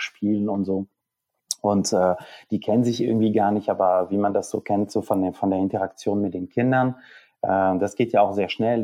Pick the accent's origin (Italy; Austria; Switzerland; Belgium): Belgium; German is a second language; moved away as an adult; now in Hamburg, Germany; in der Schule in Belgien Niederländisch als erste, äh, Fremdsprache